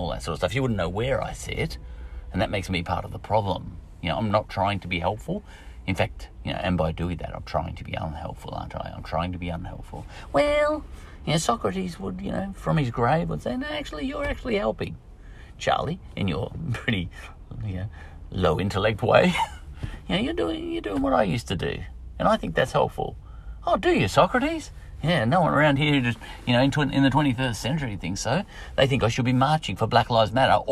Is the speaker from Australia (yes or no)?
yes; Australia; I'm only an Australian